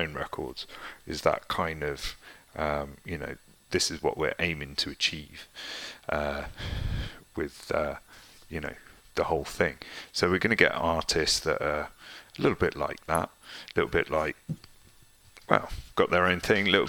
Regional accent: Worcester, West Midlands, United Kingdom; we're from Worcester

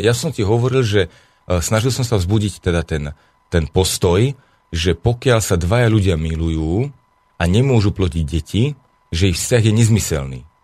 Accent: Slovakia; Ja žijem tiež na Slovensku, ja som Slovák

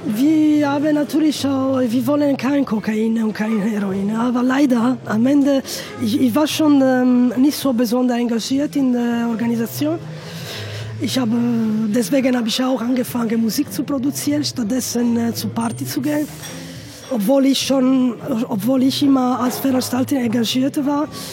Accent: Italy; German is a second language; bei uns in Italien

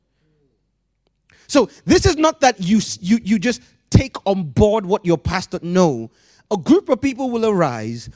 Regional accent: Nigeria; growing up in Nigeria

